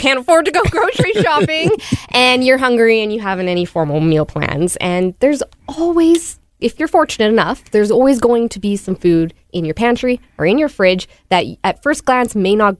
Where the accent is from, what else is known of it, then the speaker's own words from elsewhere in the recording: Manitoba, Canada; I grew up like in Manitoba housing